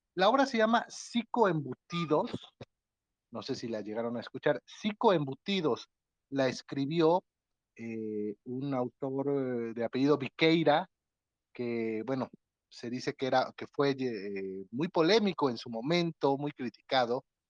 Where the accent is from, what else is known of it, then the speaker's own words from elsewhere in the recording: Atlixco, Puebla, Mexico; de aquí, de mi ciudad natal, Atlisco